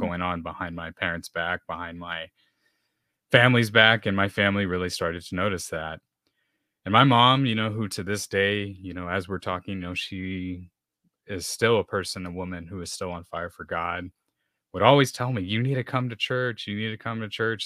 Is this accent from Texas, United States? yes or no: yes; San Antonio, Texas, United States; I grew up here in San Antonio, Texas, so you can say I'm a Texan.